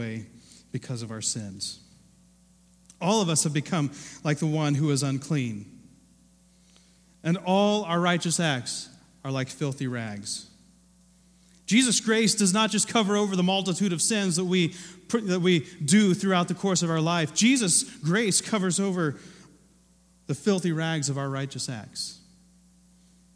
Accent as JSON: {"language": "English", "region": "Ohio", "country": "United States", "tie": "born or raised there", "moved": "yes", "said": "I grew up in Ohio"}